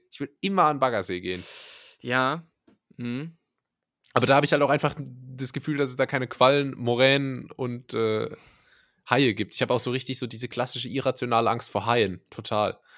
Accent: Germany; ich bin hier so aufgewachsen in Deutschland

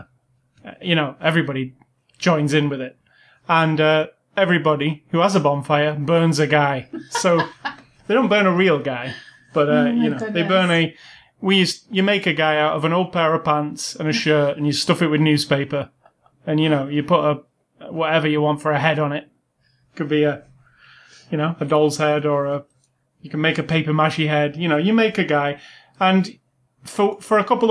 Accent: United Kingdom; as a British person

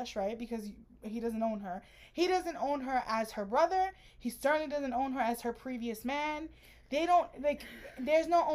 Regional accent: New York, United States; I'm from New York

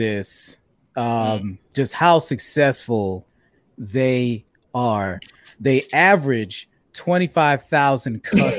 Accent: South DeKalb, Georgia, United States; me and Krista, we grew up in South DeKalb, which has been predominantly Black and very successful for a very long time.

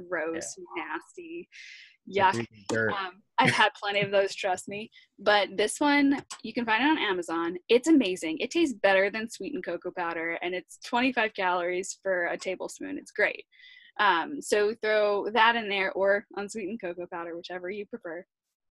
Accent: New York, United States; I grew up in New York

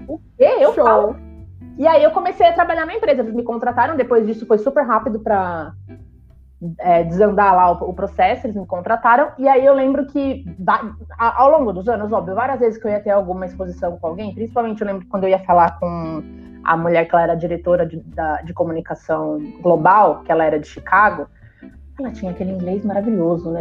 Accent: São Bernardo do Campo, São Paulo, Brazil; Eu nunca saí de São Bernardo

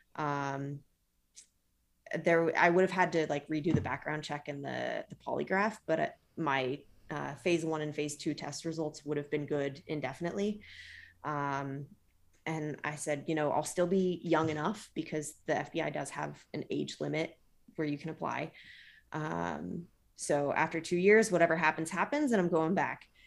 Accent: Modesto, California, United States; moved away; also born or lived in Trenton; Modesto, which is where I grew up in California

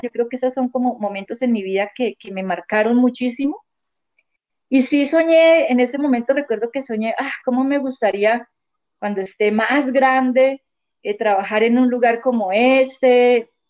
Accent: Leticia, Amazonas, Colombia; also born or lived in Eje Cafetero; vivo en el Amazonas, nací aquí, en Leticia, pues casi toda mi vida la, he pasado aquí.

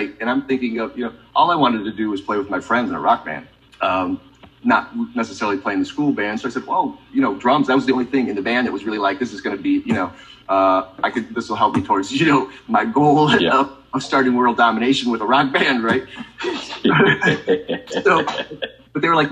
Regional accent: Michigan, United States; I grew up in Michigan

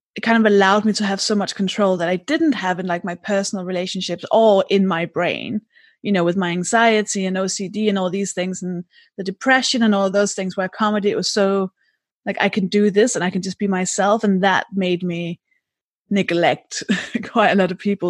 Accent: Denmark; English is a second language; moved away; I'm from Denmark.

